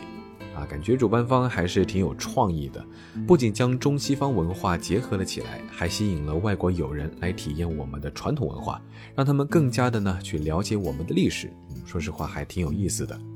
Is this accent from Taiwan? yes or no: no; Jiangxi, China; moved away; 虽然是在我的老家，